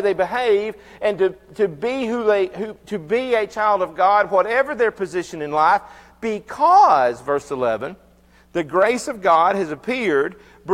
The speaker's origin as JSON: {"language": "English", "country": "United States", "said": "I'm an American"}